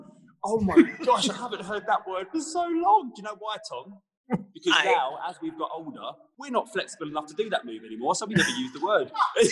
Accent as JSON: {"language": "English", "town": "Leytonstone", "region": "London", "country": "United Kingdom", "tie": "born there", "said": "I was born in Leytonstone."}